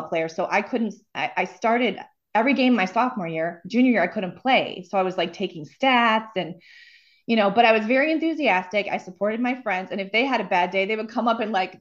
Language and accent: English; Bloomfield Hills, Michigan, United States; I grew up outside of Detroit in a suburb called Bloomfield Hills